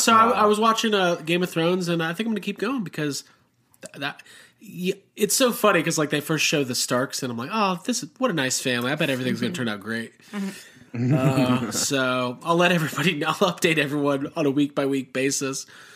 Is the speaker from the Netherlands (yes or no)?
yes; Netherlands; I'm from Holland. Isn't that weird?